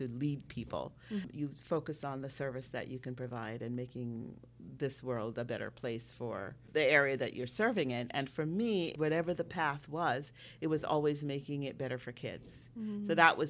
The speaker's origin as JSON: {"language": "English", "country": "Jamaica", "tie": "born or raised there", "moved": "yes", "said": "I'm from Jamaica. I was born in Jamaica"}